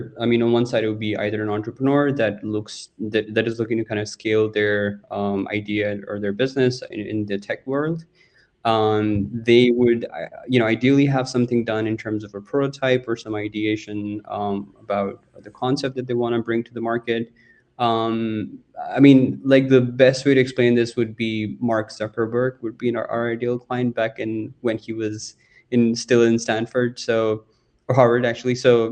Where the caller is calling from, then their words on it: Dubai, United Arab Emirates; I'm calling in from Dubai.